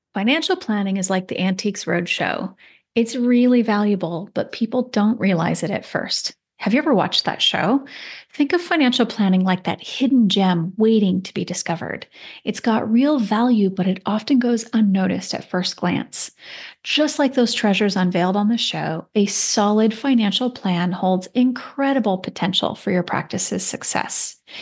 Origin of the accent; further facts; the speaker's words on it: Seattle, Washington, United States; I grew up in the Seattle area